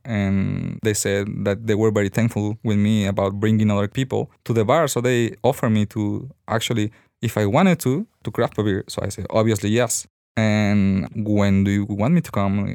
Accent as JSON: {"language": "English", "region": "Sonora", "country": "Mexico", "moved": "as an adult", "lives_now": "Guadalajara, Mexico", "said": "I came from Sonora"}